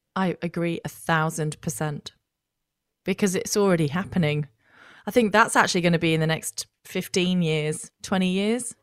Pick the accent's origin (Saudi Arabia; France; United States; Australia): Australia